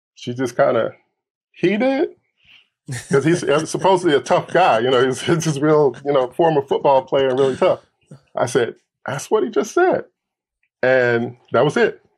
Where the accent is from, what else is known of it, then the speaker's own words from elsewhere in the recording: Milwaukee, Wisconsin, United States; moved away; also born or lived in Detroit, Michigan / Los Angeles, California; I grew up in Milwaukee as a kid.